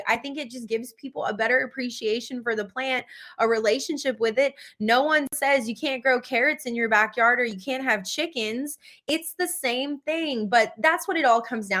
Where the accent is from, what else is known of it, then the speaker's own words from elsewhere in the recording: Louisiana, United States; moved away; growing up in Louisiana in a small town that was predominantly Black, being one of the only people that ever got out of the state in my entire family